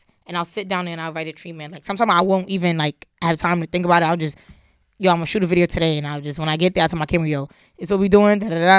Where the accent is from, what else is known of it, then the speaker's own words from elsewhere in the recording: New York City, New York, United States; Born and raised in the Bronx.